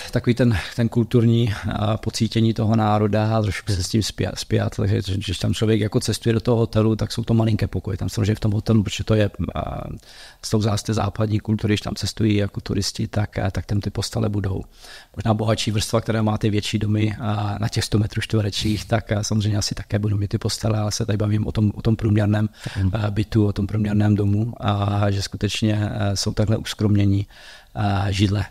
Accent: Uherské Hradiště, South Moravia, Zlín Region, Czechia; also born or lived in Prague / United States; now in Olomouc, Czech Republic; já jsem původně z Horského radiště z Jižní Moravy

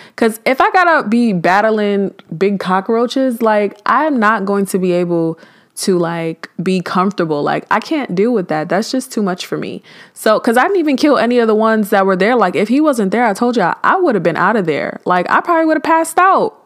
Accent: New York City, New York, United States; moved away as an adult; now in Georgia, United States; I am from Brooklyn, New York

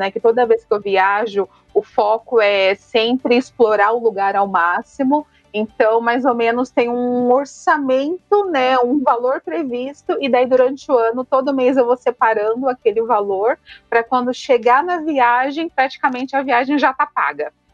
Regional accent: São Paulo, Brazil; moved away as an adult; now in Curitiba, Brazil; eu moro hoje em Curitiba, mas sou de São Paulo, já faz alguns aninhos que eu estou morando por aqui.

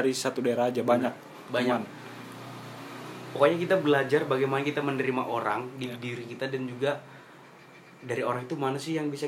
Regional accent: Kalimantan, Indonesia; jadi karena aku dari Kalimantan nih.

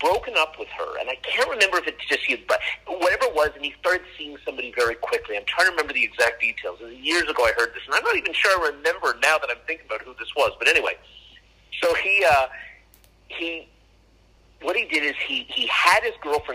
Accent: Canada; I'm Canadian

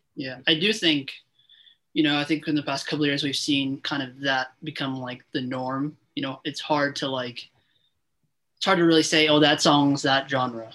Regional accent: Toronto, Ontario, Canada; I uh, interview local artists in Toronto, in my hometown

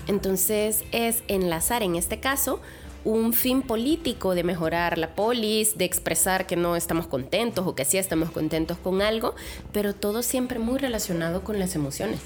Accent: El Salvador; moved away; also born or lived in Querétaro; como salvadoreña

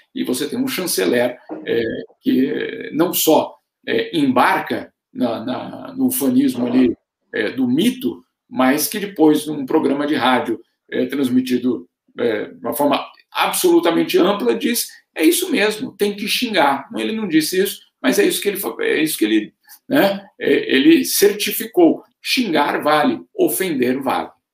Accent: Brazil; now in Switzerland

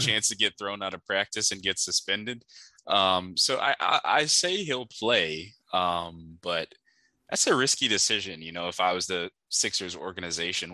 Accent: Miami, Florida, United States; I'm from Miami

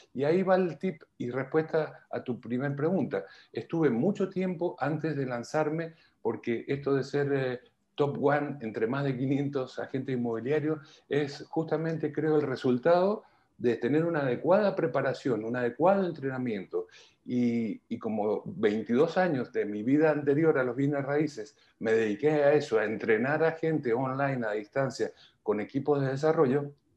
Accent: Argentina; moved away as an adult; also born or lived in Milan / Madrid; now in Chile; llevo 22 años aquí, soy argentino, pero antes de llegar aquí estuve nueve años en Europa

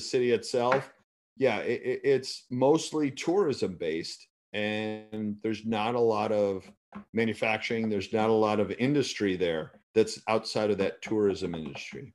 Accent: United States; as an American trying to do business when I was there

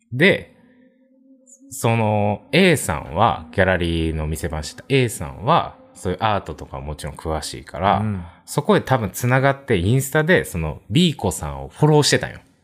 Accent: Kansai, Japan; 出身も関西で二人とも

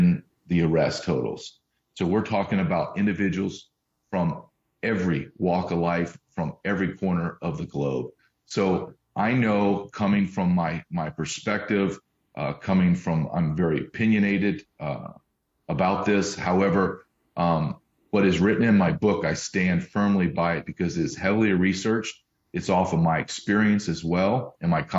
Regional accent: Deep South, United States; also born or lived in Massachusetts / Arkansas; I was born in Massachusetts, but I grew up in the deep South, Louisiana, Alabama, went to college in Arkansas.

